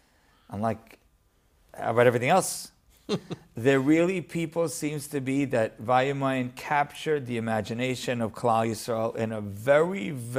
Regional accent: Deal, New Jersey, United States; also born or lived in Lakewood, New Jersey; Well, I grew up in Deal

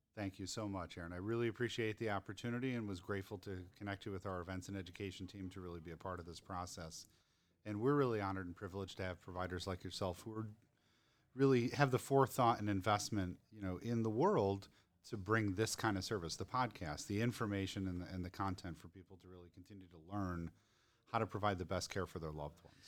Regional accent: Denver, Colorado, United States; my hometown.

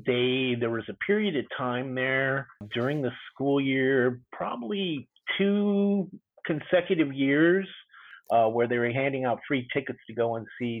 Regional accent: Long Beach, California, United States; moved away; also born or lived in Midwest / Minneapolis / Seattle; I grew up in Long Beach, California. A little beach community called Belmont Shore.

